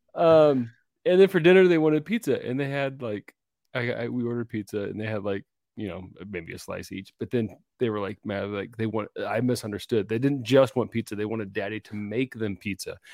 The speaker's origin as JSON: {"language": "English", "region": "Washington", "country": "United States", "tie": "born or raised there", "also_born_or_lived": "Idaho", "moved": "yes", "said": "I grew up in Washington"}